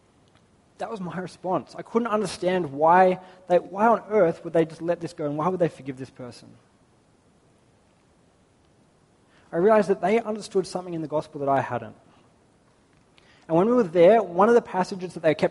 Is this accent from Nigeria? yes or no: no; Australia; growing up in Australia